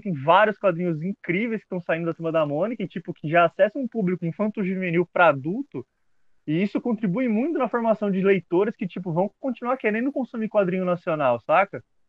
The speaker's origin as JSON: {"language": "Portuguese", "country": "Brazil", "said": "eu sou brasileiro."}